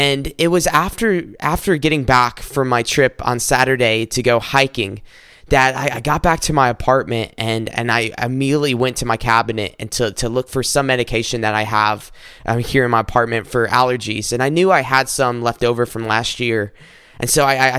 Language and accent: English; South Carolina, United States; now in Michigan, United States; I'm recording this up in Michigan, but I'm originally from South Carolina.